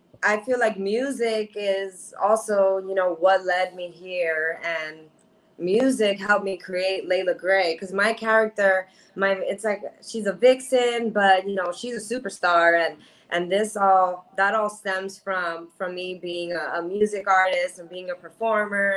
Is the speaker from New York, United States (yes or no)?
yes; New York City, New York, United States; I'm a New Yorker. I'm from Queens, New York